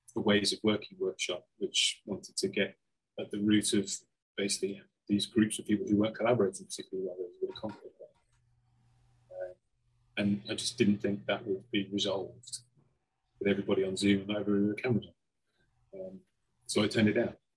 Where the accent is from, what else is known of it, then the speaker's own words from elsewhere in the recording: Cheltenham, South West England, United Kingdom; my background is a pub in my hometown, Cheltenham